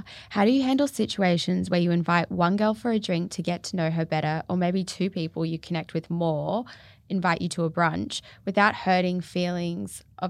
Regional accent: Singapore; born or raised there; now in Gold Coast, Australia

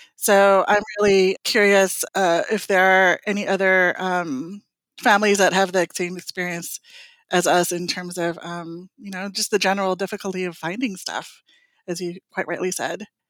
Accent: California, United States; also born or lived in Philippines; now in Washington, D.C., United States; I was born in the Philippines, I was raised in California, and I grew up in a Cebuana-speaking household.

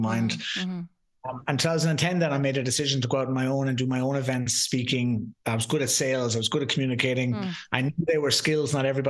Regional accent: Limerick, Munster, Ireland; I am from Limerick

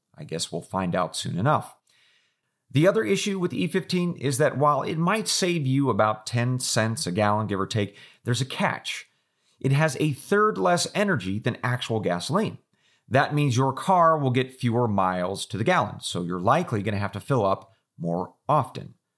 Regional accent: Oregon, United States; when I was growing up in Oregon

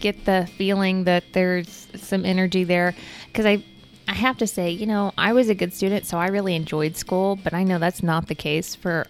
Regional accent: Texas, United States; where I grew up in Texas

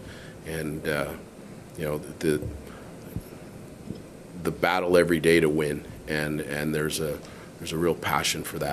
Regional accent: Canada; we're all Canadian

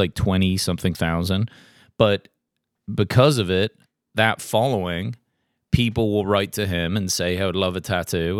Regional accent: England, United Kingdom; now in Tennessee, United States; growing up in England and moving here

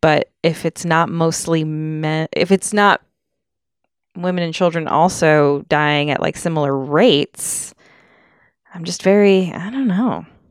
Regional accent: Connecticut, United States; growing up in Connecticut

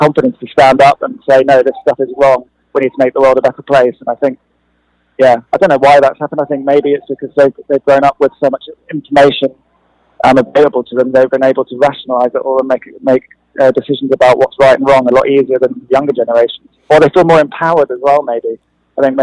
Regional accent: London, United Kingdom; I grew up in London, and we were constantly being bombed by the IRA.

